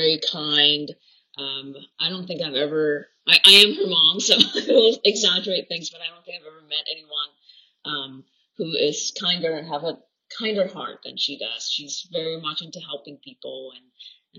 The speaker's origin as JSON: {"language": "English", "country": "Hong Kong", "moved": "yes", "lives_now": "San Francisco, United States", "said": "I came from Hong Kong"}